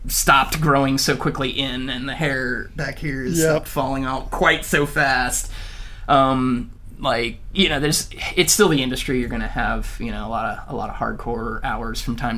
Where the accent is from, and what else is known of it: United States; now in Vancouver, Canada